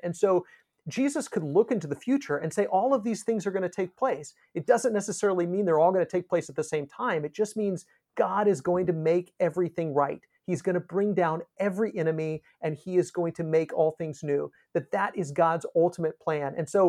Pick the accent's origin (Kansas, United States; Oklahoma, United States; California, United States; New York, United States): Kansas, United States; I grew up in Northwest Kansas, and when we were driving across the plains of Kansas into eastern Colorado